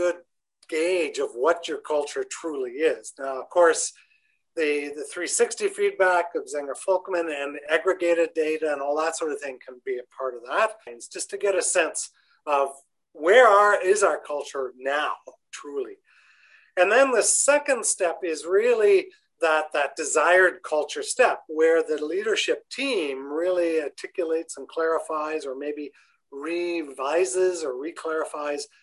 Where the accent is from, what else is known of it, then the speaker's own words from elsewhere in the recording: Canada; being Canadian